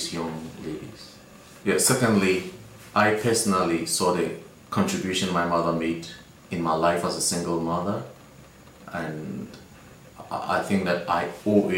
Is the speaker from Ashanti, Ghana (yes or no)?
no; Accra, Greater Accra, Ghana; I am from Accra, Ghana, West Africa